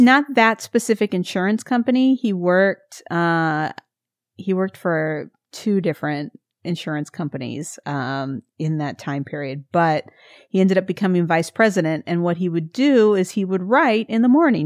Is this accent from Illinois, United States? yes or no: no; Missouri, United States; I'm from Missouri